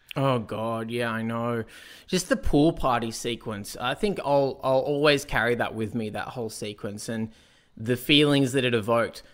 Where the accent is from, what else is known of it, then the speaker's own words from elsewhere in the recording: Australia; as an Australian